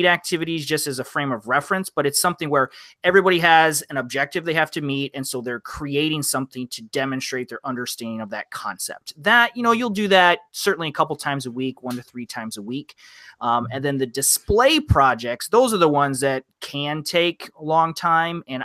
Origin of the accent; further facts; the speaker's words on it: Midwest, United States; I'm a Midwest guy, taught outside of Detroit